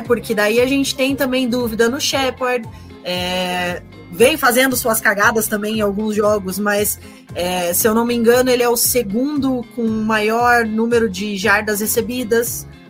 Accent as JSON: {"language": "Portuguese", "town": "Curitiba", "region": "Paraná", "country": "Brazil", "said": "sou de Curitiba, estou no Paraná também"}